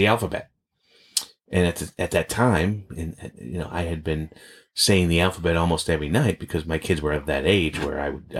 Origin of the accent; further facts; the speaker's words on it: Boston, Massachusetts, United States; as kids growing up in Boston